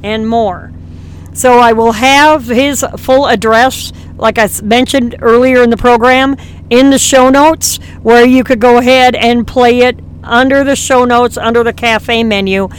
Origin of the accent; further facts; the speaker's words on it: near Plover, Wisconsin, United States; headquarters for Women in Trucking is out of Flover, Wisconsin, which is just out of my hometown